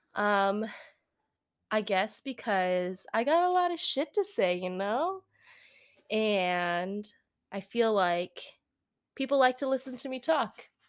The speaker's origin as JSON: {"language": "English", "town": "San Francisco", "region": "California", "country": "United States", "tie": "born or raised there", "moved": "as an adult", "lives_now": "Midwest, United States", "said": "I'm from San Francisco area, Bay Area, and moved out here as an adult"}